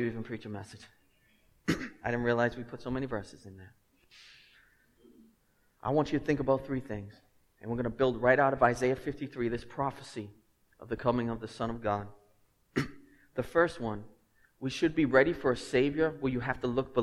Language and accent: English; Lynn, Massachusetts, United States; I'm from Lynn